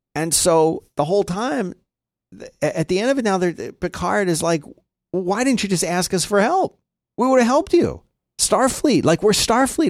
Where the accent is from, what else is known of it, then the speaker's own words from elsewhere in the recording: Philadelphia, Pennsylvania, United States; growing up in Philadelphia